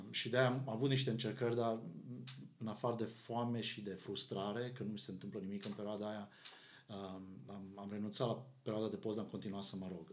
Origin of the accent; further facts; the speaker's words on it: Arad, Arad County, Romania; noi suntem din Arad, unde, uh, cum probabil unii din ascultătorii noștri știu, sunt foarte multe biserici